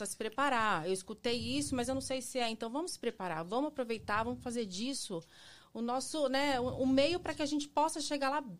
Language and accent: Portuguese; São Paulo, Brazil; also born or lived in Ribeirão Preto; Eu sou de São Paulo, capital, nasci em São Paulo, mas eu morava em Ribeirão Preto.